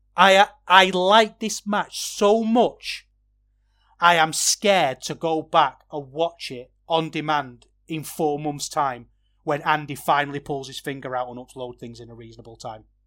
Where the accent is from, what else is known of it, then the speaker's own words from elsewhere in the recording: Manchester, North West England, United Kingdom; I'm from Manchester